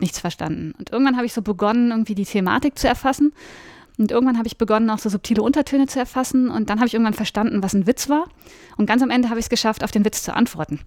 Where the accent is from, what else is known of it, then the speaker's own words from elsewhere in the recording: Cologne, North Rhine-Westphalia, Germany; moved away as an adult; also born or lived in New Orleans, United States / Hamburg / Bonn; Ich komme aus Köln und ich habe auch in Köln studiert